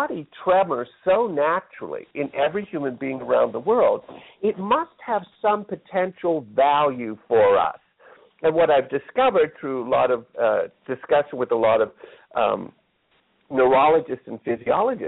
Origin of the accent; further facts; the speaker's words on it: Pittsburgh, Pennsylvania, United States; moved away; I grew up in Pittsburgh, Pennsylvania